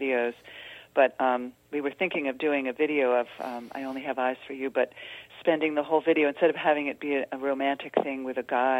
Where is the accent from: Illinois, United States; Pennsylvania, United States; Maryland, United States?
Pennsylvania, United States; Philadelphia; I'm from the Philadelphia area.